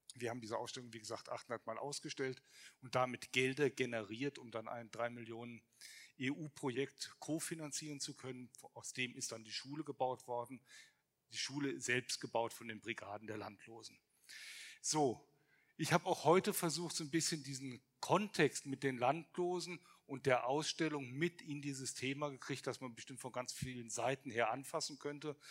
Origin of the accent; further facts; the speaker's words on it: Brazil; now in Germany; bin aber gebürtiger Brasilianer